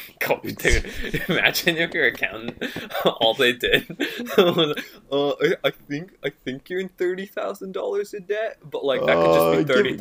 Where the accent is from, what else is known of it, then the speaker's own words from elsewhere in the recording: Canada; I'm a Canadian.